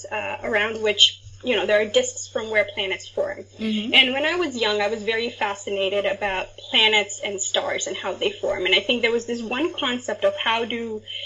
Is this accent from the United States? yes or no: no; Ahmedabad, Gujarat, India; moved away as an adult; now in London, Canada; I am actually from Ahmedabad, India. That's where I grew up